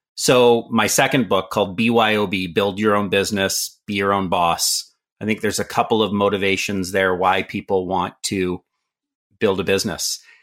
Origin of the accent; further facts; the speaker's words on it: Canada; also born or lived in San Francisco, California, United States; I was born in San Francisco lived there till I was about seven years old, till my mother remarried and we moved to Canada, which is home today